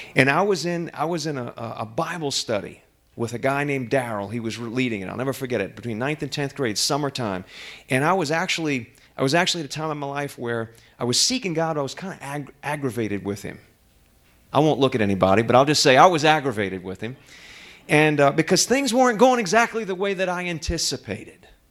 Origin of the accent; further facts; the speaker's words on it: New Orleans, Louisiana, United States; moved away as an adult; I'm from New Orleans